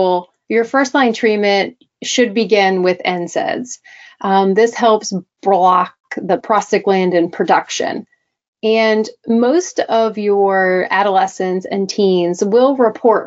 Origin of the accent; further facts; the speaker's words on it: Delaware, United States; I am from Delaware, the East Coast